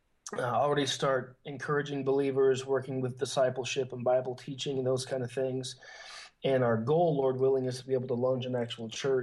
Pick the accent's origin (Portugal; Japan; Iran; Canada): Portugal; now in Barcelona, Spain; Okay. Well, I grew up in Portugal. My dad's a missionary there. He's been a church planter there for, I guess, about 26 years now.